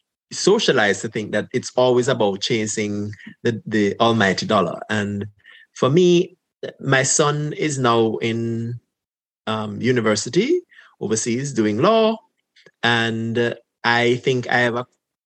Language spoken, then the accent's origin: English; Jamaica; moved away as an adult; now in Canada; growing up in Jamaica